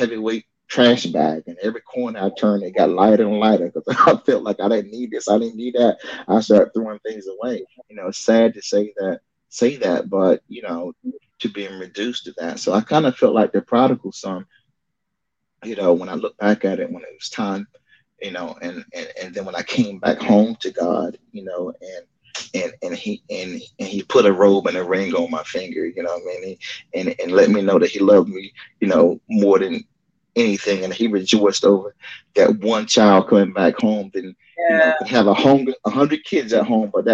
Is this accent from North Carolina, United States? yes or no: yes; New Bern, North Carolina, United States; moved away; ended up getting with a group called The Chosen Few out of my hometown, New Bern, North Carolina